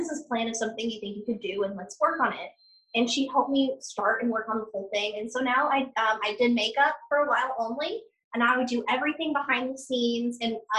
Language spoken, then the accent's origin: English; Missouri, United States; now in Nashville, United States; I'm originally from Missouri, but I live here in Nashville now. I have since 2013